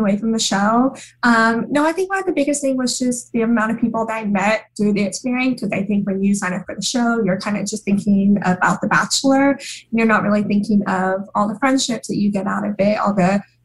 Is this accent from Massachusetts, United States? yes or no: no; Oregon, United States; moved away as an adult; now in New York, United States; I'm from Oregon, but I'm in New York